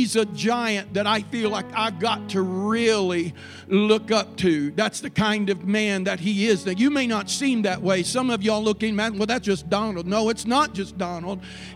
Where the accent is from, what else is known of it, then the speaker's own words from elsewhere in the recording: Paducah, Kentucky, United States; I'm from Paducah